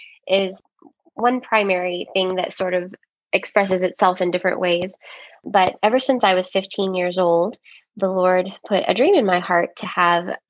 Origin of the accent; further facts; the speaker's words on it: Richmond, Texas, United States; I was born and raised here in the Richmond area. And love my hometown so much